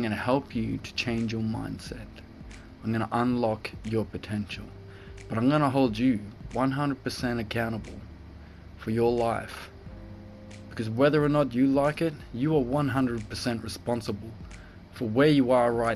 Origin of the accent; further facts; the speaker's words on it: Cairns, Queensland, Australia; I'm from Cairns in Australia